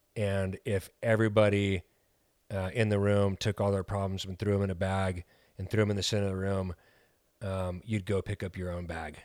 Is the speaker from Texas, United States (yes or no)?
yes; El Paso, Texas, United States; now in Chicago, United States; We're from El Paso, Texas